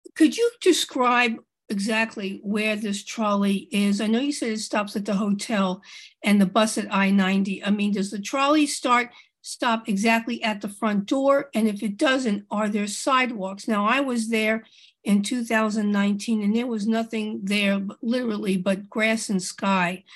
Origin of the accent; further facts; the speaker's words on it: Illinois, United States; I'm from Illinois